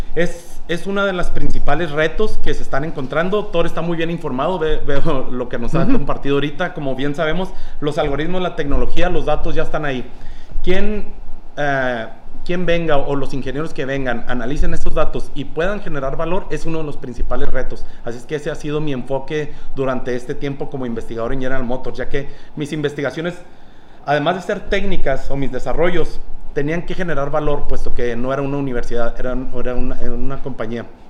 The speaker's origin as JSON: {"language": "Spanish", "town": "Ciudad Juárez", "region": "Chihuahua", "country": "Mexico", "also_born_or_lived": "Monterrey", "moved": "as an adult", "said": "En el 2011 emigré de Ciudad Juárez"}